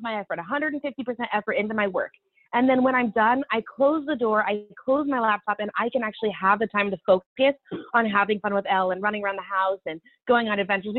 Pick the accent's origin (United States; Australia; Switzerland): United States; Olympia, Washington; moved away as an adult; now in Utah, United States; We're from the Pacific Northwest